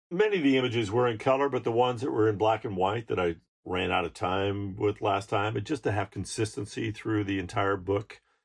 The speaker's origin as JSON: {"language": "English", "region": "Alaska", "country": "United States", "said": "I'm from Alaska"}